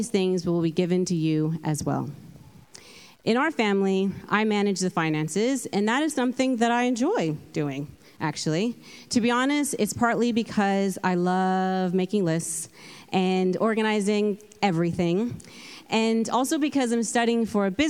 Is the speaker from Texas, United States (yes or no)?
no; California, United States; moved away as an adult; now in London, United Kingdom; I'm from California, hence the accent. And I have been living in London for about 10 years